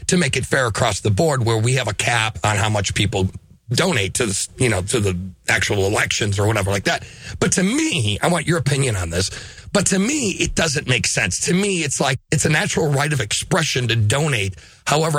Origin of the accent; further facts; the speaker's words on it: Lancaster, Pennsylvania, United States; moved away; I lived in Lancaster. We talked about this before. I'm from Lancaster.